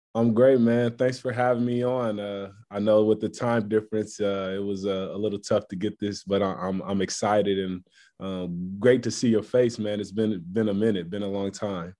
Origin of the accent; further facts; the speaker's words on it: Columbus, Ohio, United States; moved away as an adult; now in Houston, United States; my home state